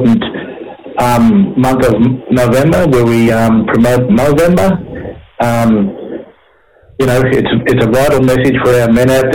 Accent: Cherbourg, Queensland, Australia; people that I grew up with and that I know from, you know, from growing up in Cherbourg

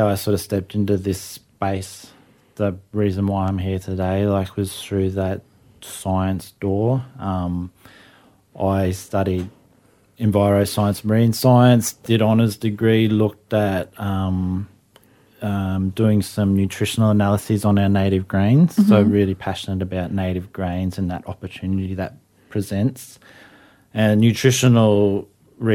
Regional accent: Toowoomba, Queensland, Australia; now in Sunshine Coast, Australia; Family lines mostly to Mungandai on the border, but I grew up in Toowoomba

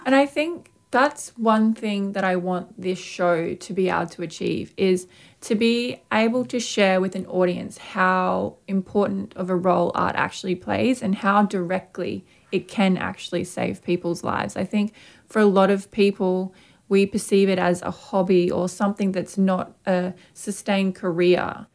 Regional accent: Brisbane, Queensland, Australia; a young Aboriginal artist and particularly female artist growing up in Mianjin

